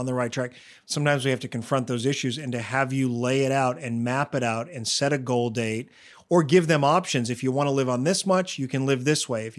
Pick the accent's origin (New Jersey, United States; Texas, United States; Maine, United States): Maine, United States; where I grew up in Maine, a smaller town where the cost of living is less